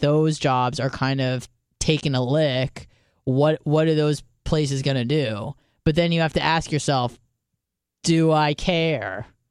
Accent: United States; being American

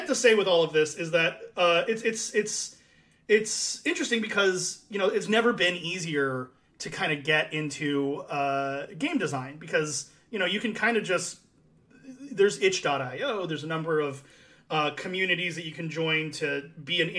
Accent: United States; I'm an American

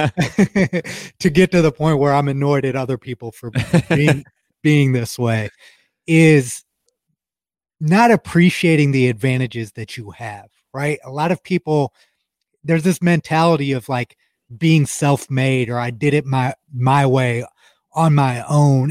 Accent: Ohio, United States; We're both from Ohio

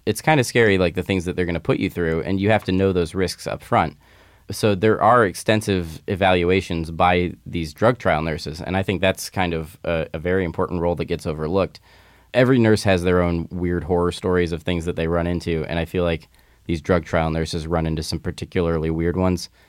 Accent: Midwest, United States; now in California, United States; just as a little kid growing up in the Midwest

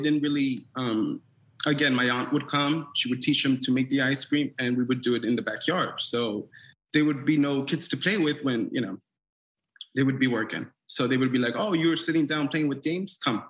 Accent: New York City, New York, United States; I grew up in Sunset Park, Brooklyn.

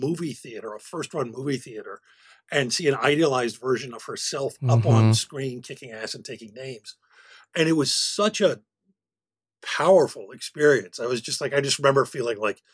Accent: Philadelphia, Pennsylvania, United States; I grew up one block away from MOVE

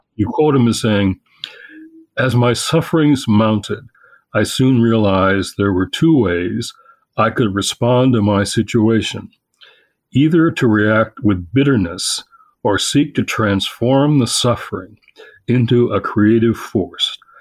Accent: Michigan, United States; I'm from Michigan

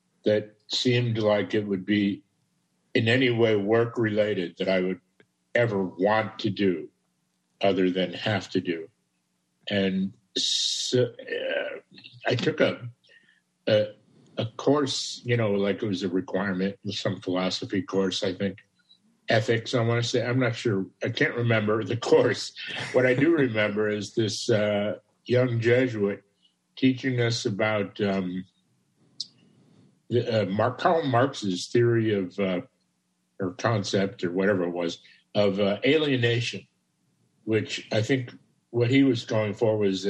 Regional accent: Chicago, Illinois, United States; born and raised in Chicago

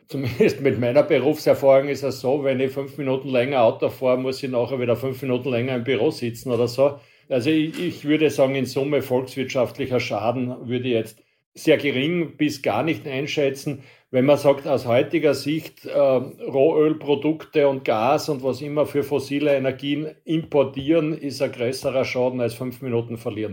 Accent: Austria; Bei uns in Österreich

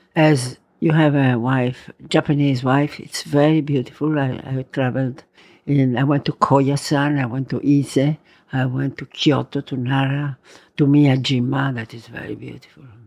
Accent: Verona, Veneto, Italy; English is a second language; also born or lived in Rome, Italy / Valpolicella, Italy; now in Tuscany, Italy; I was born in Roma. Then we had to go to Verona.

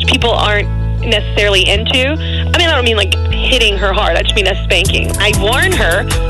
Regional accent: the South, United States; I'm from the South, y'all.

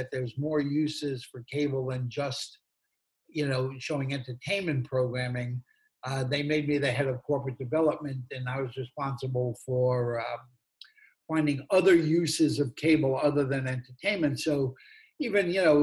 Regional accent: New York City, New York, United States; now in Los Angeles, United States; I grew up in Brooklyn before Brooklyn became cool to live

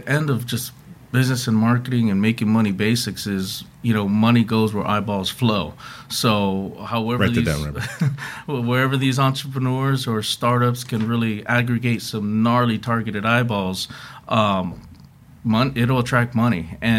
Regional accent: Hawaii, United States; also born or lived in Seattle; I'm originally from Hawaii, so growing up.

